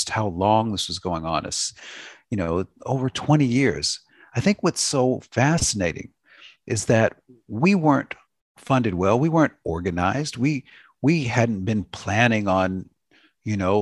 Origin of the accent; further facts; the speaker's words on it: Los Angeles, California, United States; That's my hometown